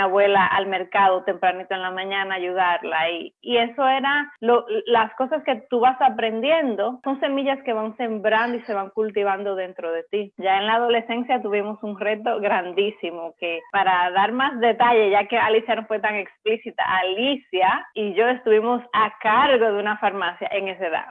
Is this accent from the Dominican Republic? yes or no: yes; Dominican Republic; moved away as an adult; now in Miami, United States; Yo también soy dominicana